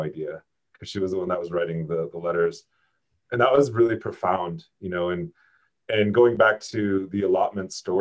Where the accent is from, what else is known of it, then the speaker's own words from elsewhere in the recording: South Dakota, United States; now in Albuquerque, United States; I was born and raised in South Dakota. So I'm a transplant here in Albuquerque right now